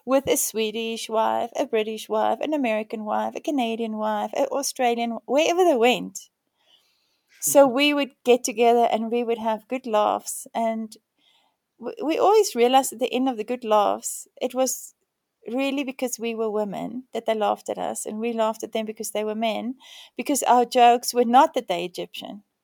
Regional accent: South Africa; moved away as an adult; also born or lived in Spain; being South African, born in apartheid as an Afrikaner

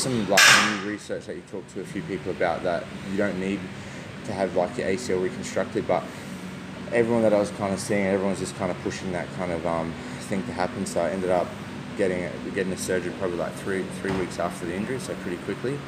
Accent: Adelaide, South Australia, Australia; moved away; I'm originally from Adelaide

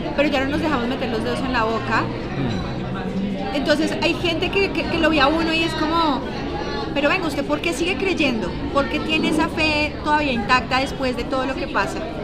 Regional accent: Bogotá, Colombia; yo soy bogotana, nacida y criada acá

